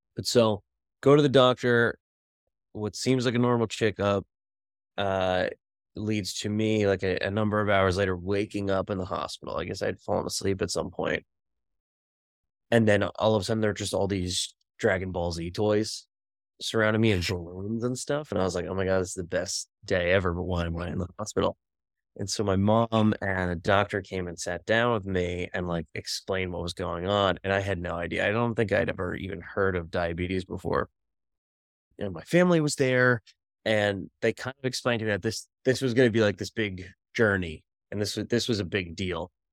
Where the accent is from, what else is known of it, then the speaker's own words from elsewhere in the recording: Bergen County, New Jersey, United States; when I was six years old, growing up in Bergen County, New Jersey